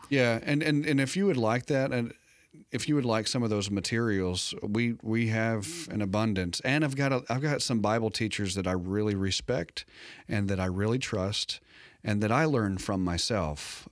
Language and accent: English; United States; I was safe as an American